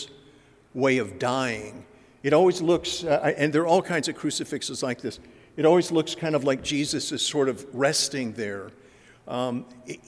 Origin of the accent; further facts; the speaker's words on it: Dallas, Texas, United States; moved away as an adult; now in St. Louis, United States; I'm originally from Dallas